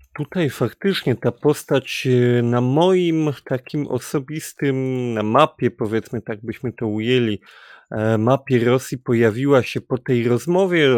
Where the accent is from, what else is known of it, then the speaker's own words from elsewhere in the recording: Kraków, Lesser Poland, Poland; my jesteśmy akurat z Krakowa